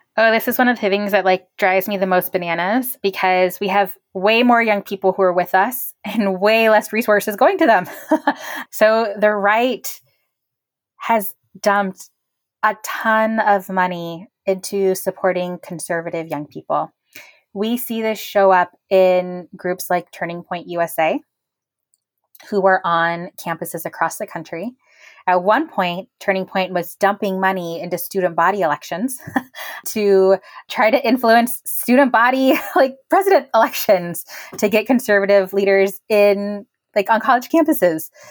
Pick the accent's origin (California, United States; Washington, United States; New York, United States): California, United States; Bakersfield; moved away; also born or lived in South Texas; I grew up in Bakersfield, California.